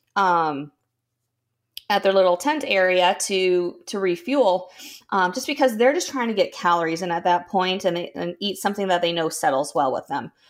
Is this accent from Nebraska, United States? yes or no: yes; Nebraska, United States; moved away as an adult; also born or lived in Minnesota; I grew up in Nebraska, lived in Minnesota for four years in college.